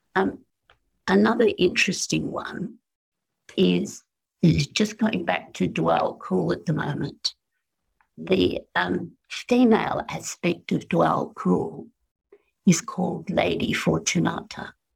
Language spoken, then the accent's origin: English; Australia; as an Australian